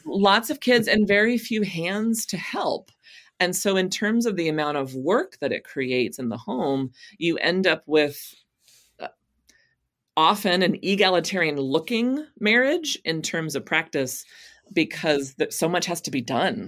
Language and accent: English; Texas, United States; moved away; I came to faith as a teenager in a Southern Baptist church in Texas